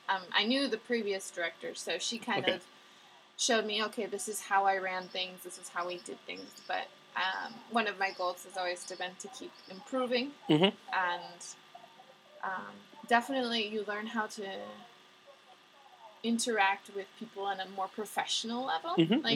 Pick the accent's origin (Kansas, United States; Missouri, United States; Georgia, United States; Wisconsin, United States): Wisconsin, United States; I am from Wisconsin.